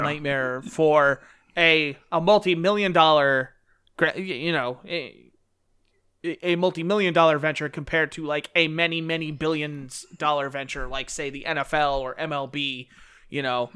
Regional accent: United States; as an American

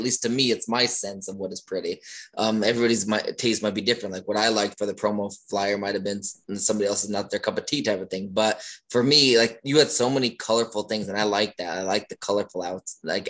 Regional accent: Northeast Pennsylvania, United States; now in Maryland, United States; I am from Northeast Pennsylvania. I moved to Maryland

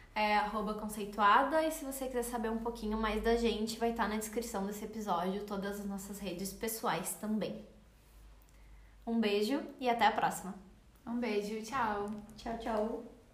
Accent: Porto Alegre, Rio Grande do Sul, Brazil; a gente é de Porto Alegre, a marca fica em Porto Alegre.

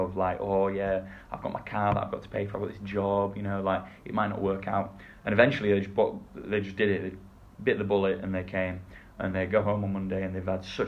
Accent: England, United Kingdom; moved away; being English

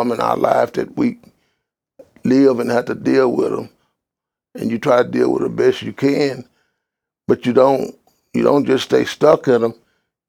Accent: Texas, United States; I'm from the country, a country town. I'm from Carson County with you. They couldn't pronounce it. I said, if you go to Dallas, head to Houston, you go straight through it.

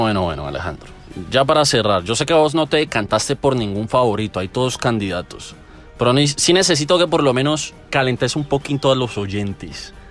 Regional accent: Valle del Cauca, Colombia; Somos del Valle del Cauca

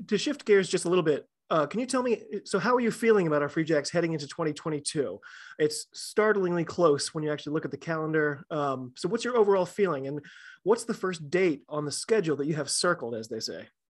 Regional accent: United States; I'm an American rugby fan

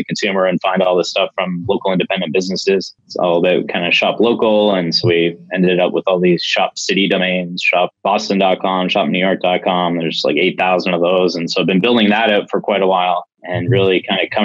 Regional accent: Midland, Ontario, Canada; So I'm from a little town called Midland in Ontario, Canada. It's about 90 minutes north of Toronto. Born and raised here.

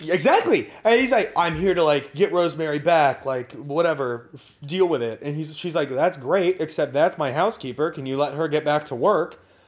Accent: Napa, California, United States; I grew up in Napa

